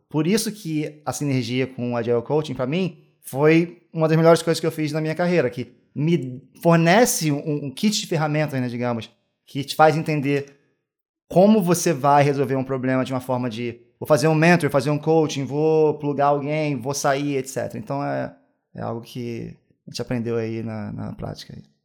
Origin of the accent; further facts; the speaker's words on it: Niterói, Rio de Janeiro, Brazil; moved away as an adult; now in Amsterdam, Netherlands; Sou de Niterói